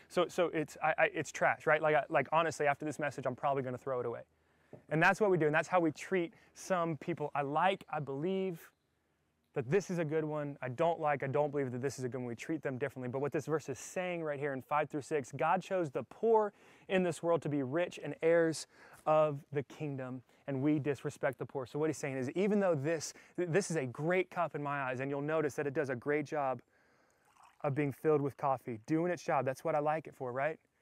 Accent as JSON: {"language": "English", "region": "the South", "country": "United States", "said": "I'm from the South"}